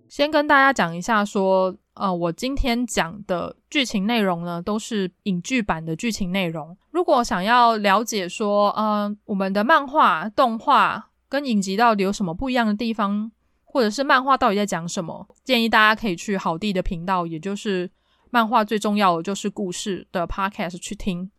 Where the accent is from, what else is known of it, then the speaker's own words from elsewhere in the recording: Taipei, Taiwan; 我是台北人，我可能经常去西门町